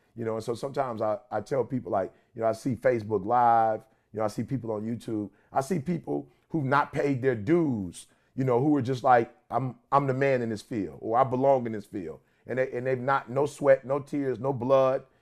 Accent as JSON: {"language": "English", "town": "Detroit", "region": "Michigan", "country": "United States", "said": "I'm from Detroit"}